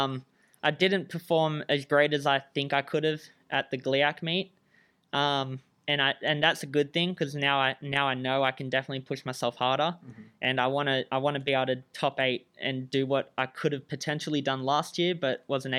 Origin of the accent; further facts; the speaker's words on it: Australia; moved away as an adult; now in Michigan, United States; I'm Australian